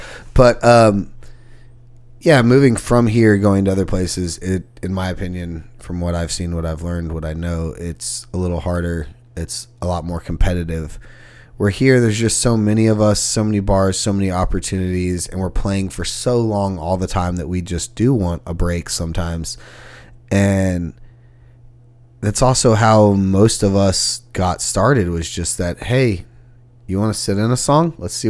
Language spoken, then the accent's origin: English; Sugar Land, Texas, United States; now in Nashville, United States; Just south of Houston, Texas, in a big-ass city called Sugarland. No relation to the band.